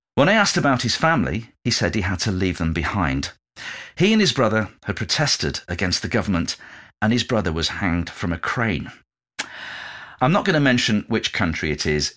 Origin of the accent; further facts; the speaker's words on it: England, United Kingdom; moved away as an adult; also born or lived in London; my hometown in a car in the north